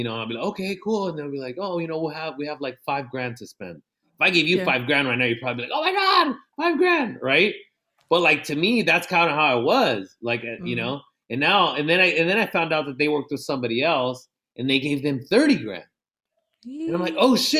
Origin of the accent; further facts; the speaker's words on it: National City, California, United States; I'm from National City